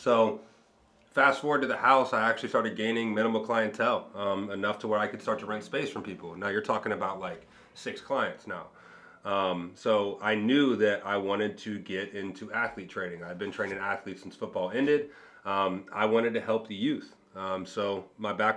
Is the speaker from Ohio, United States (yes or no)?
yes; Cincinnati, Ohio, United States; also born or lived in Miami Beach; go back to my hometown